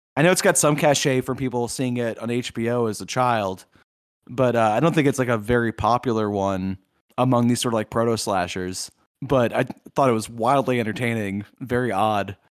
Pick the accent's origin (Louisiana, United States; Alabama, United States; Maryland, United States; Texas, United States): Louisiana, United States; Southeast; I grew up in Southeast Louisiana where there are no hills